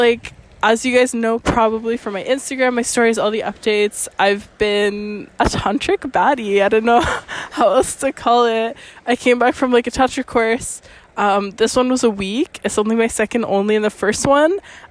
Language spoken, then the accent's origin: English; Canada; now in Venice, Italy; my Canadian ass